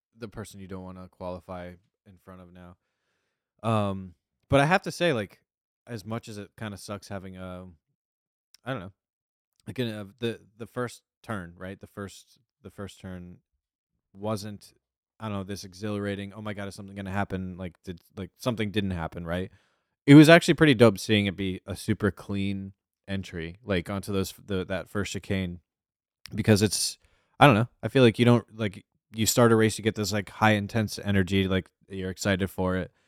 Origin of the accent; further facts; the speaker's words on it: New Jersey, United States; we're from New Jersey. We're from the U S, so the East Coast time